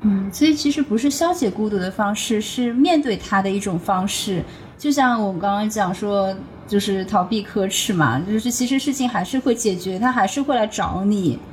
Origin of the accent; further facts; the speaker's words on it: Shanghai, China; accent: Shanghai accent; 我上海口音非常重